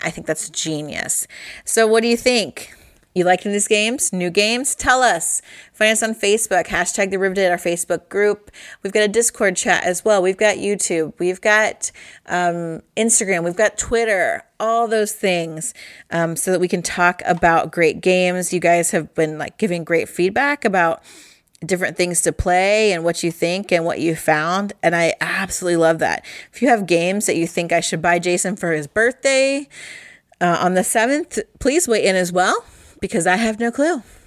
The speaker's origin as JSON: {"language": "English", "region": "Midwest", "country": "United States", "said": "we're from the Midwest"}